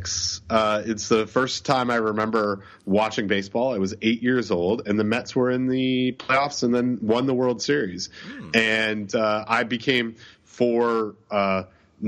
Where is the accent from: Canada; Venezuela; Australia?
Canada; Toronto, Ontario; the great city of Toronto, my hometown